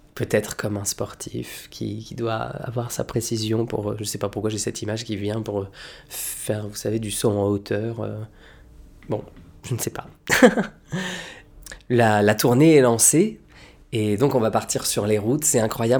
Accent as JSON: {"language": "French", "town": "Lille", "region": "Hauts-de-France", "country": "France", "tie": "born or raised there", "moved": "yes", "said": "Lille, bah, c'est chez moi, parce que c'est là d'où je viens, c'est chez les ch'tis, c'est ma patrie, c'est mes terres, c'est mon enfance"}